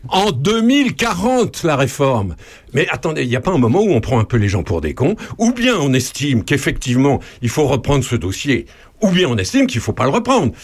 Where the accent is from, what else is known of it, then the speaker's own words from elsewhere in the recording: France; chez nous en France